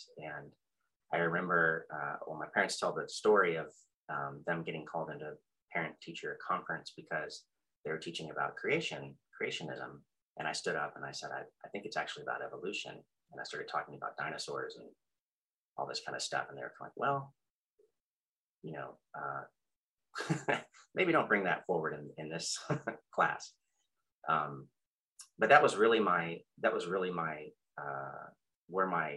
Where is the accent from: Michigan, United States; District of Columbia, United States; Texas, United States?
Texas, United States; Austin; I'm from Austin, and only child